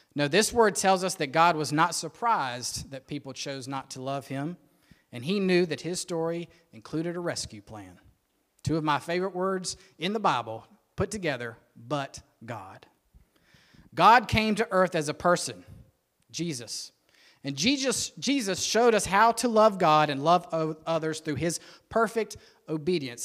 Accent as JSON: {"language": "English", "town": "Rock Hill", "region": "South Carolina", "country": "United States", "tie": "born or raised there", "said": "I was born and raised in Rock Hill"}